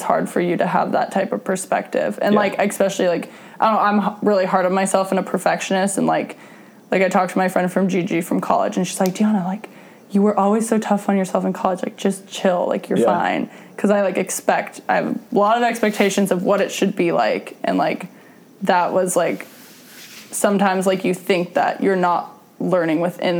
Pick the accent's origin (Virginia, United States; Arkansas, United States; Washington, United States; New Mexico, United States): Washington, United States; Seattle; now in Hermosa Beach, United States; in Seattle, because, like, that was my hometown